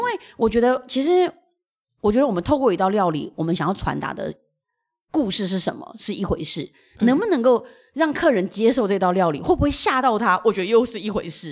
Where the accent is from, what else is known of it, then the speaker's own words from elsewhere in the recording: Huaxin Street, New Taipei, Taiwan; also born or lived in Tangyan, Shan State, Myanmar; 我在华新街长大